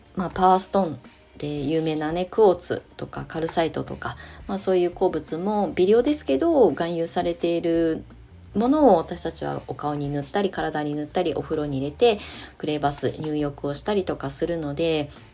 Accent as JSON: {"language": "Japanese", "town": "Kasama", "region": "Ibaraki", "country": "Japan", "tie": "born or raised there", "also_born_or_lived": "Shonan", "moved": "as an adult", "said": "私の故郷、茨城県笠間市"}